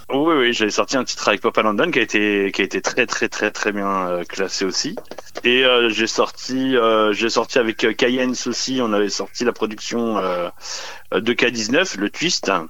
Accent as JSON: {"language": "French", "town": "Sedan", "region": "Grand Est", "country": "France", "said": "à l'origine, euh, je suis du Nord-Est. Je suis euh, de Sedan, et, à côté de Charleville-Mézières"}